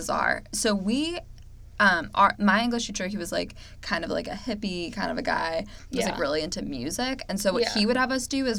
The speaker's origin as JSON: {"language": "English", "region": "California", "country": "United States", "said": "Like, I'm at least from California."}